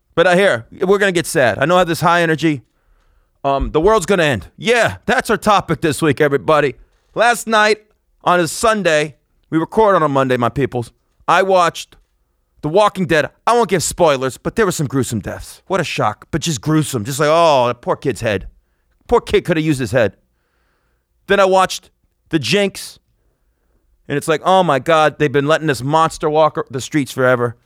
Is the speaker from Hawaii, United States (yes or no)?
no; Las Vegas, Nevada, United States; my hometown of Las Vegas